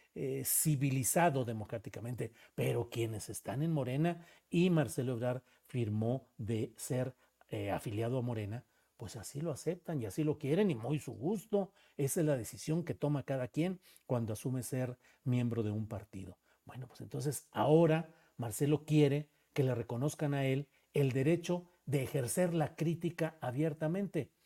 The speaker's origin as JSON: {"language": "Spanish", "town": "Torreón", "region": "Coahuila", "country": "Mexico", "tie": "born or raised there", "said": "Yo nací por allá en Torreón, Coahuila, ahí por aquellos rumbos de abajo del Cerro de las Noas"}